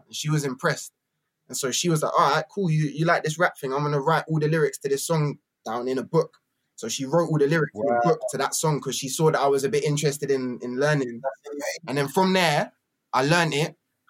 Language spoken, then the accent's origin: English; Camden, London, United Kingdom; born there; also born or lived in Battersea / Brighton; I was born in Camden, and then my family kind of went like this, and some of us went to Battersea.